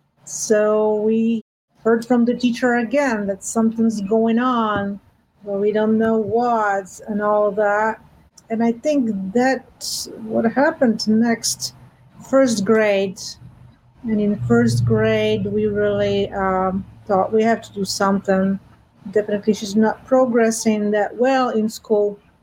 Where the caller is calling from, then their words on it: New York, United States; I am calling in from New York.